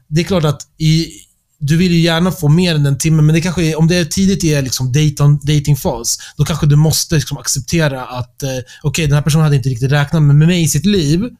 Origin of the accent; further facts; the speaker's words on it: Stockholm, Stockholm County, Sweden; Jag växte upp i Stockholm